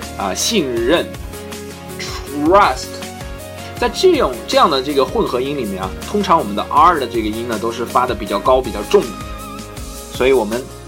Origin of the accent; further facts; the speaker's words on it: China; 我们中国人是，可能发得不是很夸张的时候